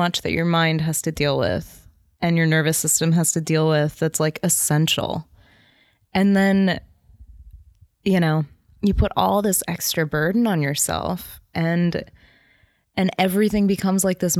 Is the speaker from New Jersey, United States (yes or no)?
yes; New Jersey, United States